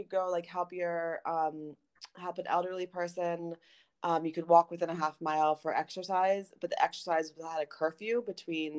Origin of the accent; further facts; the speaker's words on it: Baltimore, Maryland, United States; moved away as an adult; also born or lived in Los Angeles / New York; now in Paris, France; I'm from Baltimore. I lived in New York.